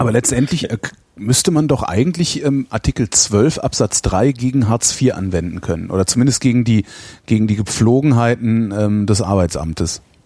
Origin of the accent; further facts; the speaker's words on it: West Germany, Germany; ich komme nicht aus der DDR, sondern aus der Bundesrepublik, aus der alten